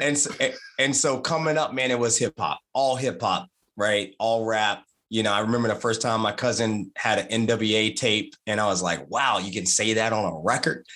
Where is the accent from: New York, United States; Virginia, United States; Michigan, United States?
Virginia, United States; Martinsville; I'm from Martinsville, Virginia